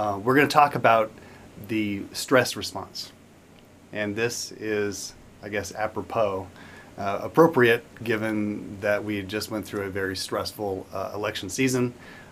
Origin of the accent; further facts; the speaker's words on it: Tempe, Arizona, United States; I grew up in Tempe, Arizona